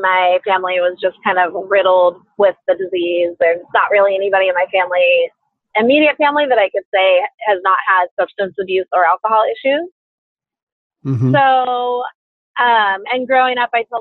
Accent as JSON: {"language": "English", "region": "Southern California", "country": "United States", "tie": "born or raised there", "said": "I grew up in Southern California"}